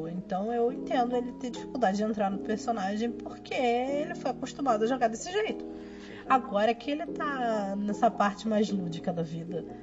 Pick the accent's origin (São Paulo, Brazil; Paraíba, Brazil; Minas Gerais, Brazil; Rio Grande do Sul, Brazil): Minas Gerais, Brazil; Barbacena; Quando era pequena em Barbacena.